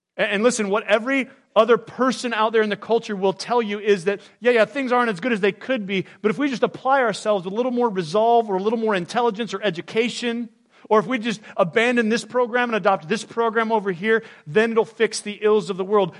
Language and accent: English; United States; I was born in the United States of America